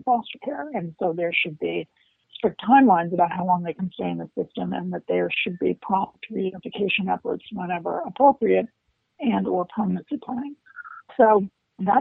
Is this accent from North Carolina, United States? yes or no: no; Washington, District of Columbia, United States; also born or lived in Maryland; I grew up in Washington, D.C.